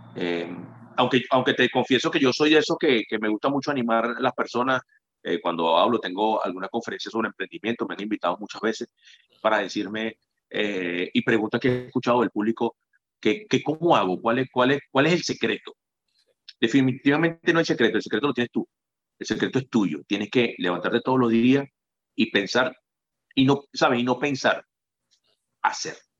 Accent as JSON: {"language": "Spanish", "country": "Venezuela", "moved": "yes", "said": "Venezuela es la tierra de mis raíces."}